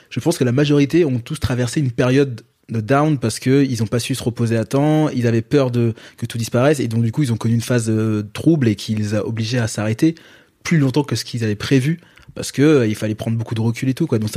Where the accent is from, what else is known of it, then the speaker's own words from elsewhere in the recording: Guadeloupe, France; moi je suis je suis guadeloupéen